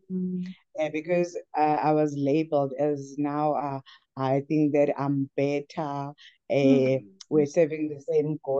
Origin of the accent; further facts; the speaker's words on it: Umzimkulu, Eastern Cape, South Africa; from a rural town, a small town called Umzimkolo. I was born in the Eastern Cape. For a few years I stayed there. So I was bred in Umzimkolo.